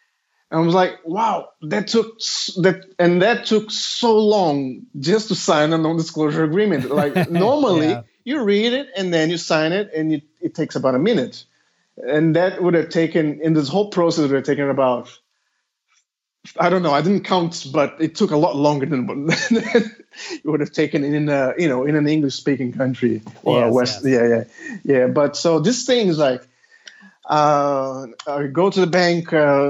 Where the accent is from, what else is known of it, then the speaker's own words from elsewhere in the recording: Australia; Well, I'm Australian. I applied for a PhD in Australia.